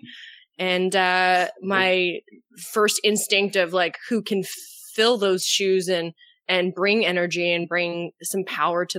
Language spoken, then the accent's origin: English; Canada; I'm Canadian, and so I'm the first Canadian dental hygienist to have a podcast.